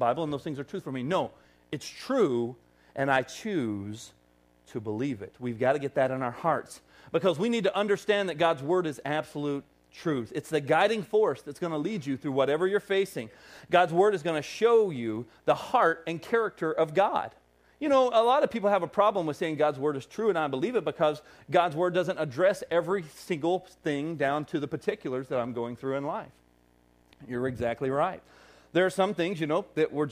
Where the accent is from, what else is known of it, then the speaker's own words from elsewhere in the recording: Arkansas, United States; accent: Southern; now in Wisconsin, United States; this Arkansas boy, the longer he stays in Wisconsin, is going to get an accent